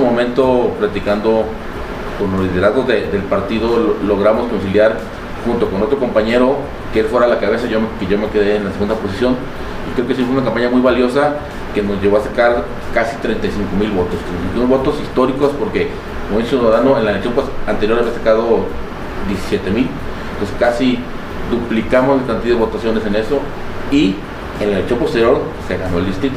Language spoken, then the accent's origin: Spanish; Tala, Jalisco, Mexico; also born or lived in El Arenal, Jalisco; soy originario de Tala. Sin embargo, toda mi vida ha estado partida entre Tala y el Arenal